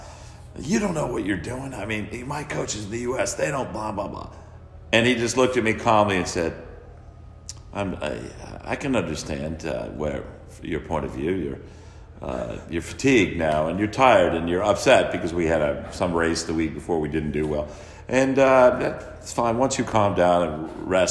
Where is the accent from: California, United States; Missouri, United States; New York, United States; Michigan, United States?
California, United States; moved away as an adult; also born or lived in Texas; now in Madison, United States; I was from California